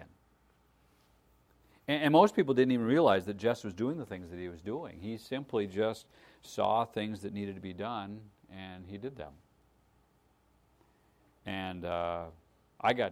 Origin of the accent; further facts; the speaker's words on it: United States; I grew up in America